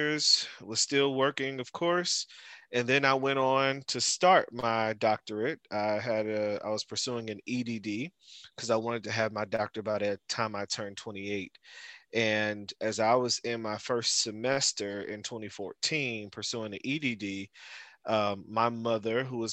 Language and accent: English; Newark, New Jersey, United States; moved away as an adult; also born or lived in Irvington, New Jersey / Orangeburg, South Carolina; I'm from Newark, New Jersey, born and raised